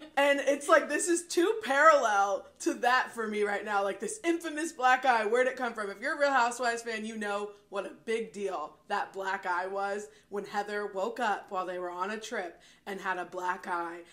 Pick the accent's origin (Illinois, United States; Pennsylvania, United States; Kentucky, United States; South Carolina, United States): Kentucky, United States; Louisville; we're from Louisville. They call it Kentuckiana.